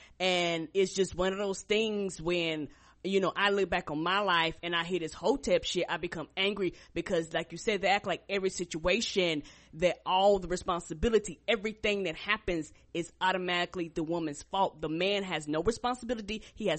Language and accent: English; Albany, New York, United States; born there; And we actually took a trip up to New York because I was born in Albany, New York.